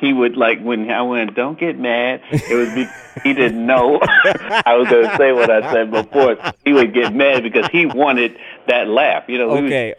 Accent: New York City, New York, United States; also born or lived in Harlem; me and Keenan, we grew up in New York in you know, like near the West Village

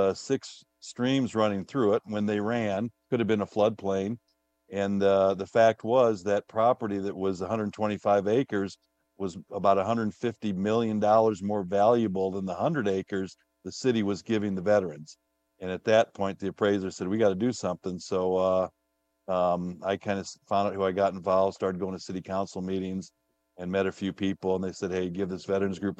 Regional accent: South Bend, Indiana, United States; now in Irvine, United States; I've always been involved in civic duties back in South Bend, Indiana, where I grew up

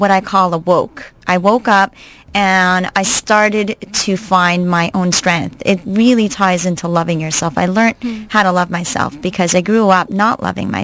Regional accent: Montreal, Quebec, Canada; moved away as an adult; also born or lived in New York City, United States / New Jersey, United States; I'm actually originally from Montreal, Canada. I grew up there

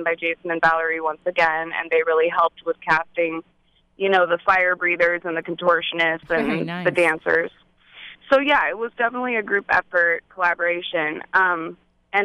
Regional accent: Silicon Valley, the Bay Area, California, United States; I am from Silicon Valley, the Bay Area, and my mom had three dance studios out there. So I grew up in the performing arts

